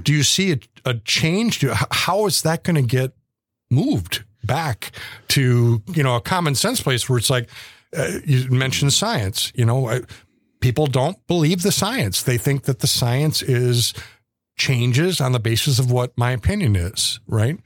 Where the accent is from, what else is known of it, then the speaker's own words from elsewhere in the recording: United States; our country